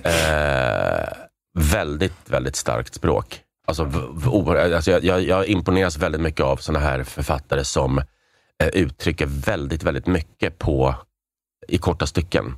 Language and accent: Swedish; Prague, Czechia; now in Sweden; jag är från Prag